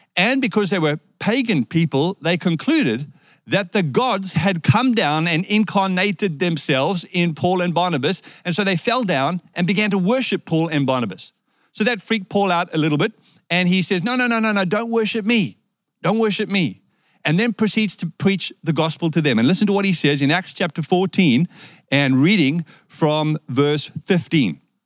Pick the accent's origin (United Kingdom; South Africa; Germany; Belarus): South Africa; moved away; I was born in South Africa